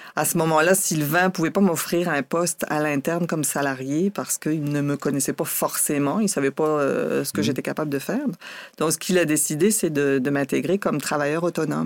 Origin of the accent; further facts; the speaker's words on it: Dunkirk, Hauts-de-France, France; moved away as an adult; also born or lived in Matane / Quebec City; now in Canada; à Dunkerque, plus précisément, dans ma ville natale